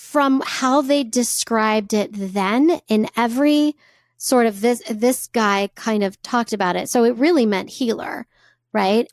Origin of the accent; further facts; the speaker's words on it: United States; as a white cis woman growing up in America